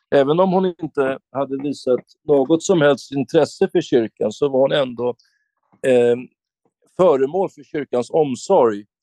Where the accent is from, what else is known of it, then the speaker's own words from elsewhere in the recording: Sweden; här i vårt land, Sverige